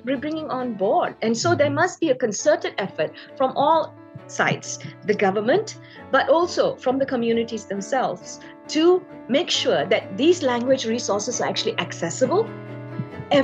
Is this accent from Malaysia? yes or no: yes; Malaysia; us being Malaysian, we tend to always think of Bahasa Melayu